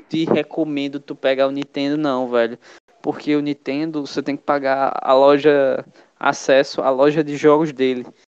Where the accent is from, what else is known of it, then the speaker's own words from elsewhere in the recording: Brazil; also born or lived in Pernambuco; a gente é brasileiro